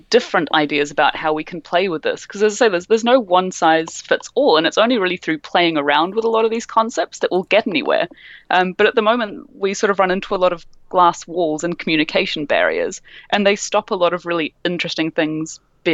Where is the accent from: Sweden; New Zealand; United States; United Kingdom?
New Zealand; Can identify being a New Zealander